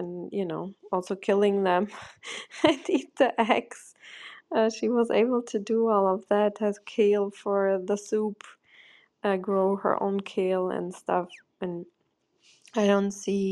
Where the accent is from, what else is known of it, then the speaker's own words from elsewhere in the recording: Germany; now in United States; I grew up in Germany, quite industrialized